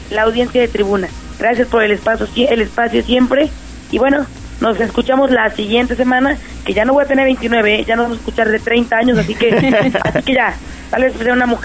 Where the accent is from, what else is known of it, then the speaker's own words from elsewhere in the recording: Puebla, Mexico; todas las conmemoraciones patrias nos hacen unirnos como poblanas, como poblanos, como mexicanas, como mexicanos.